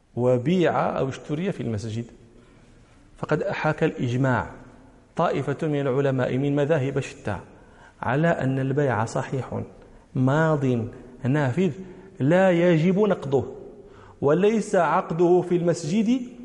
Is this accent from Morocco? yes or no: yes; Morocco; ونحن المغاربة